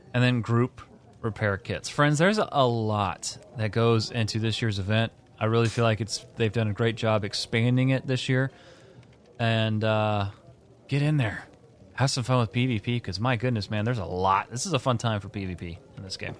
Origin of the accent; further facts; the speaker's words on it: Indiana, United States; I'm from Indiana.